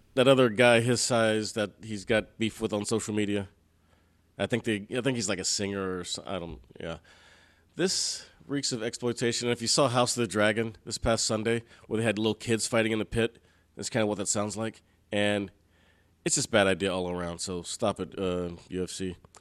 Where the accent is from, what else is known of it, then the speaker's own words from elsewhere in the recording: Houston, Texas, United States; I'm from Houston